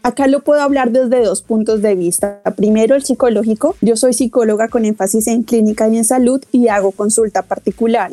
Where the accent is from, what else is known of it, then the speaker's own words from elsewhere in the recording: Colombia; moved away; yo soy colombiana, terminé mi carrera de psicología en Colombia